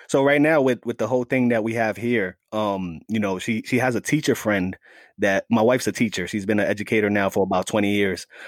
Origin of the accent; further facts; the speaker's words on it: New York City, New York, United States; also born or lived in Staten Island, New York; I was born and raised in the Bronx, the Bronx section of New York